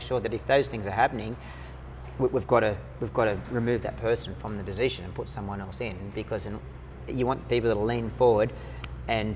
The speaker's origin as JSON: {"language": "English", "country": "Australia", "said": "I went in with my American squadron as an Australian officer"}